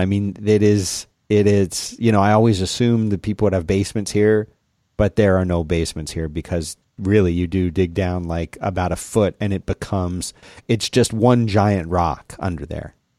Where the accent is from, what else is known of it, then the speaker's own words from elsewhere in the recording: South Florida, United States; growing up in South Florida and then going to college in Central Florida